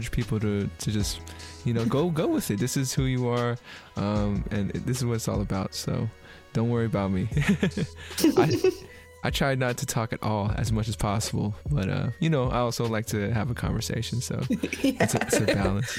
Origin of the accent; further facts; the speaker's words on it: San Francisco, California, United States; I'm from San Francisco, and, you know, California is very liberal and very, very, like, be you, do you